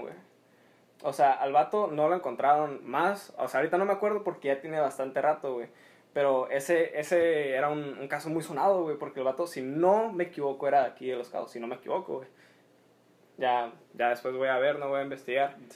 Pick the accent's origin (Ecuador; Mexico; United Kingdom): Mexico